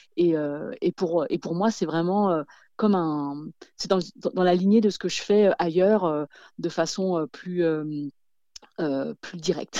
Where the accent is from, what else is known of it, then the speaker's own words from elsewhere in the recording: France; quand j'étais petite, j'ai grandi en France